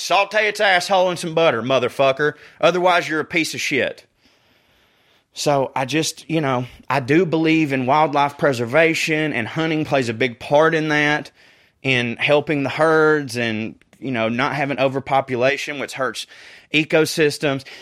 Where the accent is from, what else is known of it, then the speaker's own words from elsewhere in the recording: the South, United States; I'm from the South